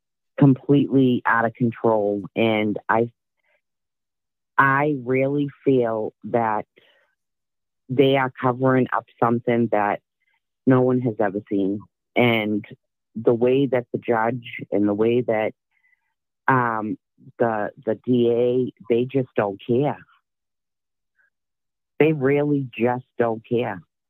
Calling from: Dorchester, Massachusetts, United States

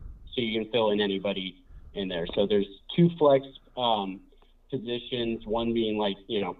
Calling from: Portland, Oregon, United States; I'm calling from Portland, Oregon.

